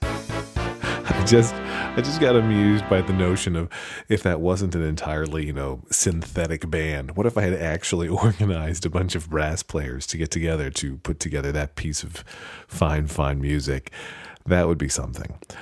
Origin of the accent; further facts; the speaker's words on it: United States; I'm American